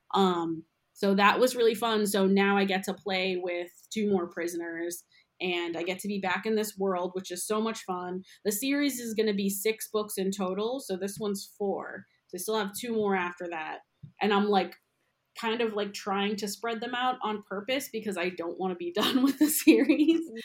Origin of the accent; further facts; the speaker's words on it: outside Boston, Massachusetts, United States; moved away as an adult; now in New York City, United States; I'm from outside the city, and then I moved to Boston. I went to school there and went to college there